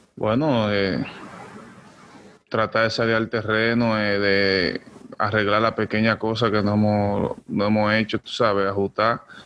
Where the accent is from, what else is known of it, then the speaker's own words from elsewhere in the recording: Dominican Republic; moved away; representar República Dominicana aquí con los Yankees